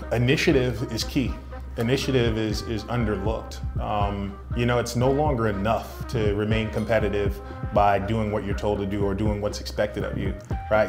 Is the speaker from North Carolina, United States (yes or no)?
no; New York City, New York, United States; born and raised in Brooklyn, New York.